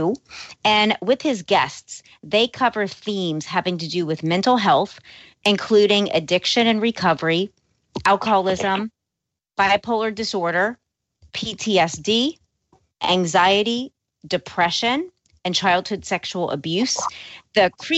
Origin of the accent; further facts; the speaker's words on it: New Orleans, Louisiana, United States; also born or lived in Los Angeles; I was born and raised in New Orleans